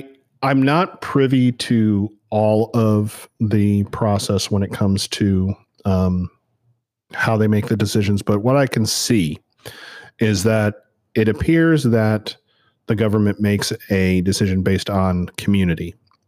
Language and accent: English; Northeast, United States; now in Savannah, United States; because this is Savannah and I'm actually from the Northeast.